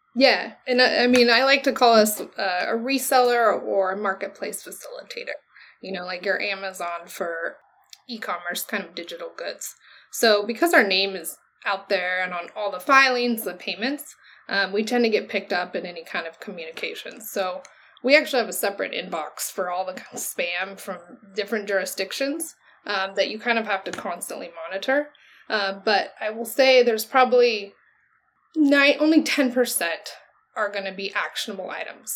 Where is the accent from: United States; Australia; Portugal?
United States; Oregon; moved away as an adult; also born or lived in California; I came from Oregon. I went to a school in California